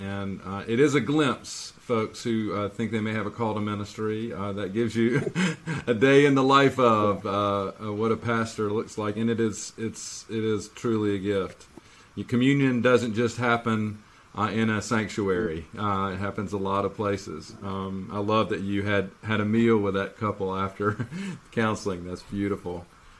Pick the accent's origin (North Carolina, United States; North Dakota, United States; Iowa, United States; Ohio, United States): North Carolina, United States; Monroe; I grew up in Monroe, just the next town southeast, not quite in South Carolina.